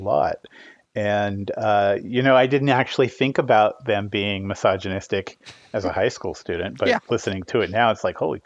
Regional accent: Los Angeles County, Southern California, United States; I was born in Southern California in Los Angeles County.

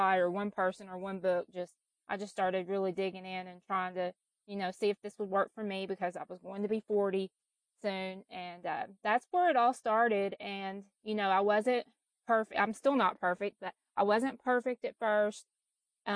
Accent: Kentucky, United States; now in Tennessee, United States; I was raised in Kentucky and I've lived in Tennessee for the last 20 years

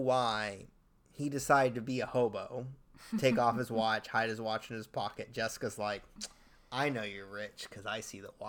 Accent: California, United States; I'm from California, so we don't really have rocky beaches

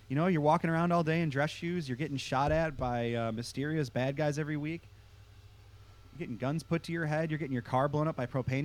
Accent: Midwest, United States; I grew up in the Midwest in the early aughts.

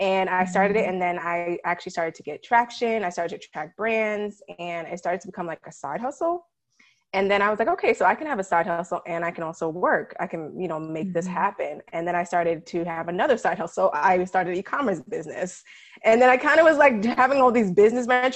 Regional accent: New York City, New York, United States; also born or lived in Ithaca, New York; I'm originally from New York City

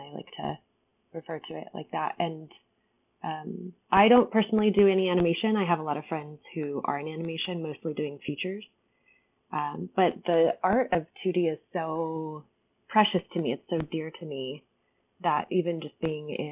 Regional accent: California, United States; I'm from California

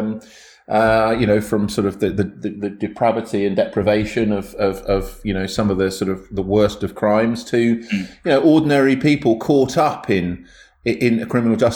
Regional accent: Milton Keynes, South East England, United Kingdom; I grew up in Milton Keynes

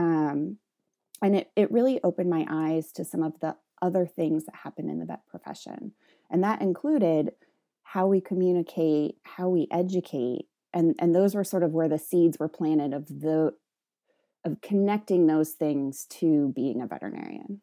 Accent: the Midwest, Ohio, United States; moved away as an adult; also born or lived in Western Massachusetts; so I'm from the Midwest. I finished high school in Ohio.

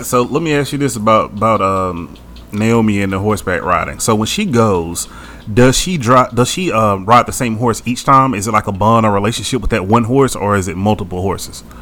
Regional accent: the South, United States; we're from the South where just about everybody has a gun

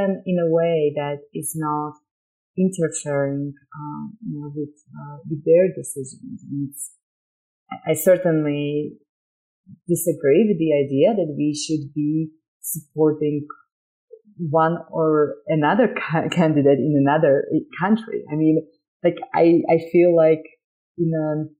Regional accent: Slovakia; English is a second language; now in United States; So I'm an immigrant, you can tell. I grew up in Slovakia

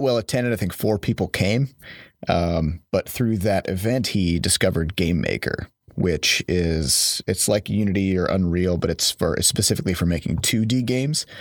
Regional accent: Iowa, United States; now in St. Louis, United States; I'm from Iowa, and there's just no games industry to speak of there

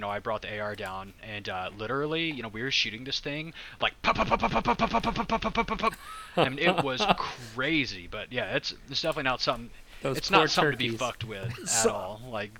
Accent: United States; I'm an American

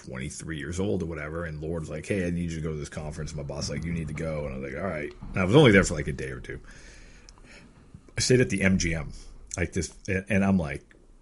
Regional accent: Erie, Pennsylvania, United States; now in Seattle, United States; Growing up in Erie, like, there's just nothing like that.

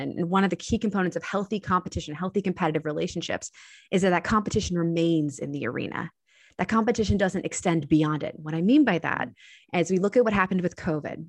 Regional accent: Annapolis, Maryland, United States; my hometown of Annapolis, Maryland

